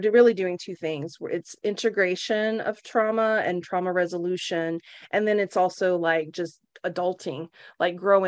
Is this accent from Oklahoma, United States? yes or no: yes; Oklahoma, United States; now in San Francisco, United States; I grew up in Oklahoma.